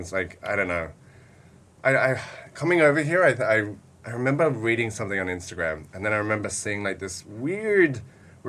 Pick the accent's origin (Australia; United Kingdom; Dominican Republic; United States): Australia; moved away; I'm originally from Australia